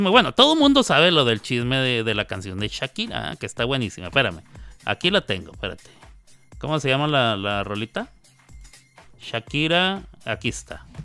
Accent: Chihuahua, Mexico; ¿Tú eres de Chihuahua? Me dicen, ¿de dónde? De Chihuahua. Ah, no, no, no. ¿De dónde eres entonces? De Chihuahua.

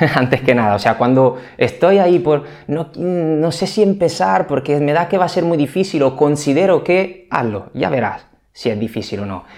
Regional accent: Italy; moved away as an adult; now in Spain; soy italiano, aunque lleve más de 10 años en España ya

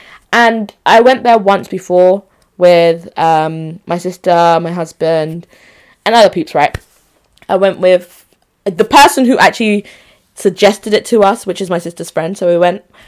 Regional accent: Onitsha, Anambra, Nigeria; also born or lived in Enugu; I, Nigerian babe, born in Onitsha. No, I was born in Enugu, who am I lying? But Onitsha babe, Onitsha Central.

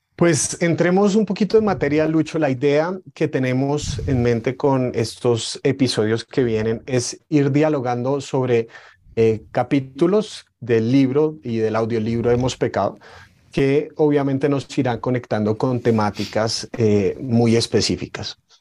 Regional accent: Colombia; ser colombianos. Probablemente nunca hemos empuñado un arma, pero la cultura de la violencia está dentro de nosotros

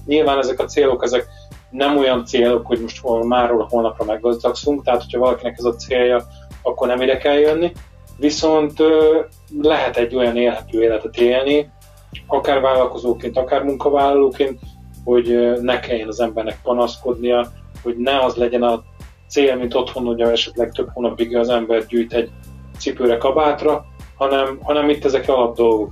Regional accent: Hungary; moved away as an adult; now in England, United Kingdom; mi magyarként azért megszoktunk egy bizonyos fajta időjárást

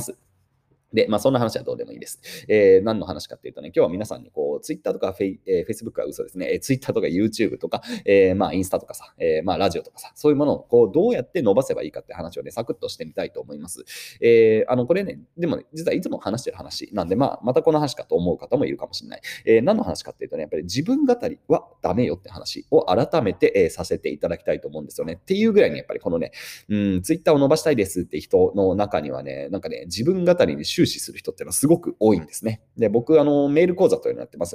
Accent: Yokohama, Kanagawa, Japan; 1986年横浜で生まれましたと。

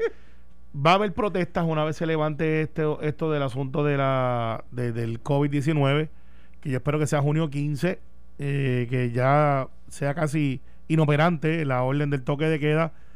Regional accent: Puerto Rico; los ciudadanos que vivimos en Puerto Rico, que somos puertorriqueños

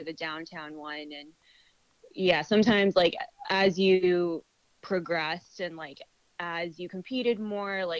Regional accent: Aurora, Colorado, United States; moved away as an adult; also born or lived in Boston, Massachusetts / Bethesda, Maryland; I'm from Colorado, from Aurora

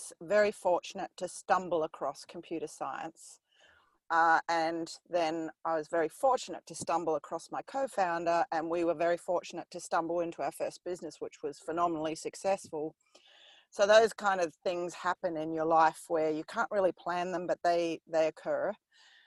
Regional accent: New Zealand; I grew up in New Zealand

